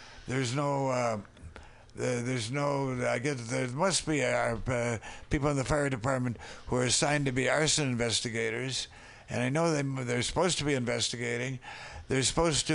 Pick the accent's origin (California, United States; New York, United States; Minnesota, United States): Minnesota, United States; Minneapolis; now in San Francisco, United States; when I came through my hometown